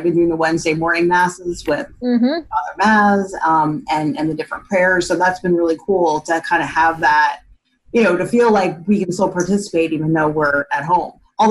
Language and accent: English; Washington Township, New Jersey, United States; also born or lived in Bridgewater, New Jersey; now in South Jersey, United States; So I grew up in Washington Township, and then I moved to the Bridgewater area and then moved down here right after I got married. So I've lived all over New Jersey.